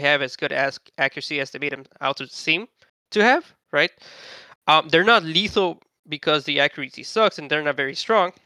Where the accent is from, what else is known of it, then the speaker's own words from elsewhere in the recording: United States; I'm American